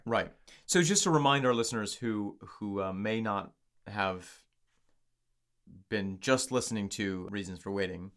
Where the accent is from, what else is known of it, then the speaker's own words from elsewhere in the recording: upstate New York, United States; the good people in my hometown in upstate New York